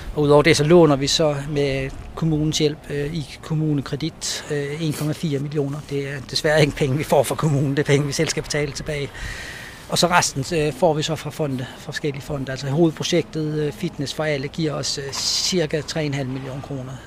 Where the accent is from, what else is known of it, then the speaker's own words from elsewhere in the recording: Rønne, Capital Region of Denmark, Denmark; jeg er født her på Bornholm øh, i Rønne. Øh, jeg har tre søskende. Jeg, øh, vi voksede op ude på, på Slåenvej